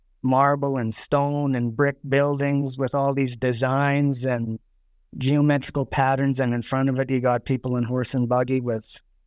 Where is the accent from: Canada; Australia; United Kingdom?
Canada; Saskatchewan; So I'm …. I'm from Saskatchewan.